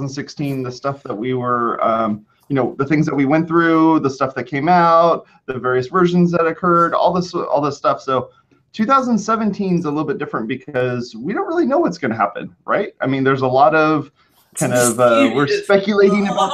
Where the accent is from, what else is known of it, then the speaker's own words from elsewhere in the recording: California, United States; accent: California; My California accent